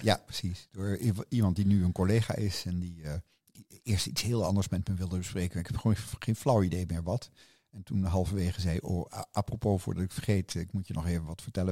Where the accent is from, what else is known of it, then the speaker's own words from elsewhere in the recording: The Hague, South Holland, Netherlands; moved away as an adult; now in Rotterdam, Netherlands; Ik ben geboren in Den Haag in 1952 op de Dennenweg